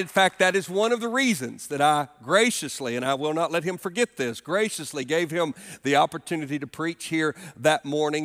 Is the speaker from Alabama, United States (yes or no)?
yes; Alabama, United States; moved away as an adult; now in Greenville, United States; our home state where I grew up in Alabama